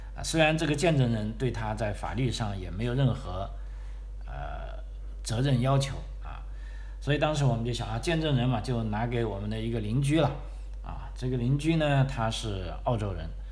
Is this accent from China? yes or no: yes; China; moved away as an adult; now in Australia; 我们来自中国的朋友